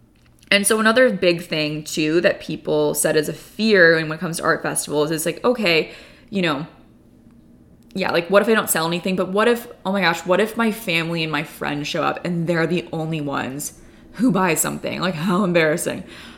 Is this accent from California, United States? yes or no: yes; California, United States; I guess I love them because, you know, I grew up in California and I love like those warm tones.